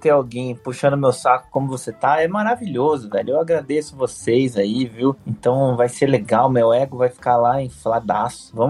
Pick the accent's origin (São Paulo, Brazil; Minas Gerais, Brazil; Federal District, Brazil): Federal District, Brazil; Brasília; born there; also born or lived in Curitiba; E depois, quando eu mudei para Curitiba, eu, eu, nasci em Brasília